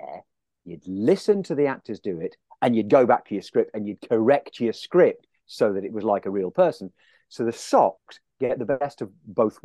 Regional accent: Leicestershire, East Midlands, United Kingdom; accent: Leicester; also born or lived in Aberdeen, Scotland; I was born and raised until the age of three in Aberdeen. Then they moved down, the family moved down to England. So I was in Leicestershire.

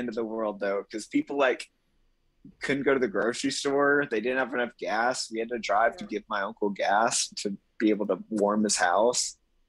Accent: East Texas, United States; I'm from East Texas.

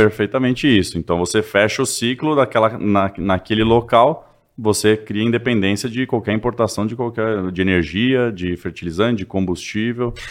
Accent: São Paulo, Brazil; moved away as an adult; also born or lived in Israel; now in Patos, Brazil; eu sou de São Paulo, é, capital

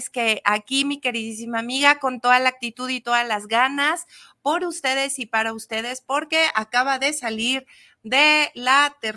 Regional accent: Mexico; empezar con esta patria y decir, somos mexicanos.

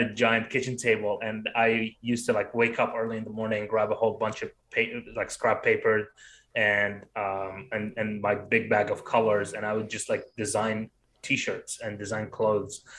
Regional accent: Baghdad, Baghdad Governorate, Iraq; moved away; I was growing up in Baghdad

